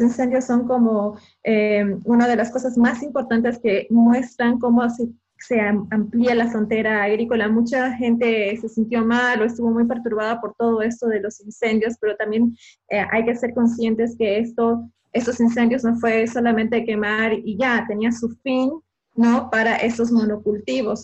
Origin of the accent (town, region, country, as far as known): Bolivia